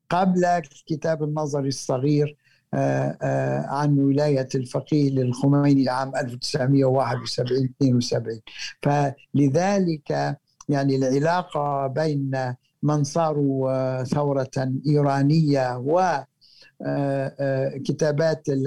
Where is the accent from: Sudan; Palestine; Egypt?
Palestine; باعتباري فلسطيني وهو فلسطيني أصله